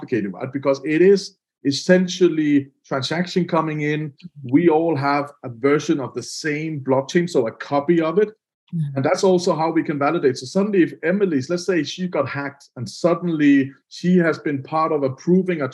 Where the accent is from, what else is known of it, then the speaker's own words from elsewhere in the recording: Denmark; I'm from Denmark